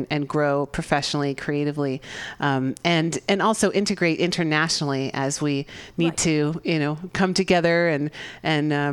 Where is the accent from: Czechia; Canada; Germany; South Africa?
Czechia; English is a second language; moved away as an adult; now in San Francisco, United States; I'm from the Czech Republic.